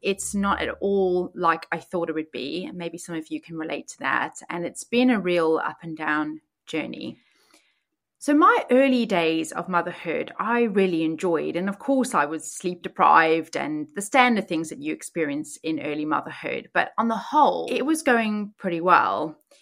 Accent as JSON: {"language": "English", "country": "South Africa", "tie": "born or raised there", "moved": "as an adult", "lives_now": "Oxfordshire, United Kingdom", "said": "I was born and raised in South Africa, and I moved to the U K when I was nineteen"}